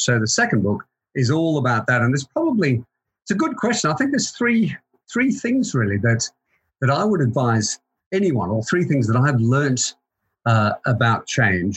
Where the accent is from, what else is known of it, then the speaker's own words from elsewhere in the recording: Queensland, Australia; moved away as an adult; also born or lived in Melbourne, Victoria, Australia; now in United Kingdom; I'm Australian, so I was born in in Melbourne. I've been here for about 21 years. Uh, I went to school in Queensland